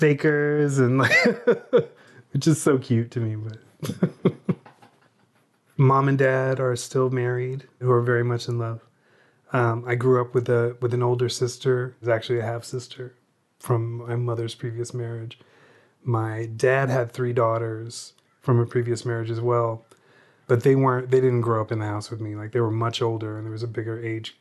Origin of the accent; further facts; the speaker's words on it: Tacoma, Washington, United States; also born or lived in Seattle, Washington; I grew up in Tacoma, Washington. We moved to Seattle when I was 18.